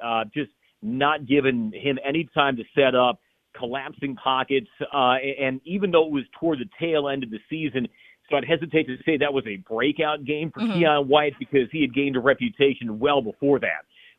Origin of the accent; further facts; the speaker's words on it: Chicago, Illinois, United States; accent: Chicago; But I grew up in Chicagoland. You know, the vowels are not quite as flat as they used to be now talking with various folks. But I'm Chicagoan, born and raised